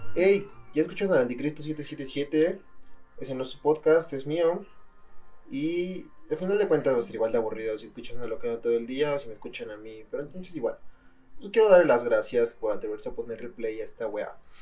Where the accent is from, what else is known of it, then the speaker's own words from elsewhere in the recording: State of Mexico, Mexico; soy del Estado de México